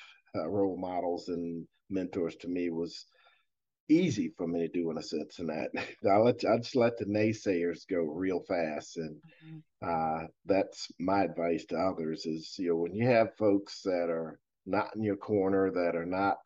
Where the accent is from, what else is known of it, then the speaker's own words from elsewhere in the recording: Fredericksburg, Virginia, United States; I grew up in Fredericksburg, Virginia, working on a dairy farm.